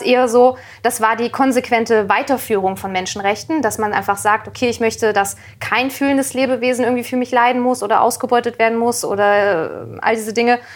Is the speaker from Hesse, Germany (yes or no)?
yes; near Kassel, North Hesse, Germany; in, in der Nähe von Kassel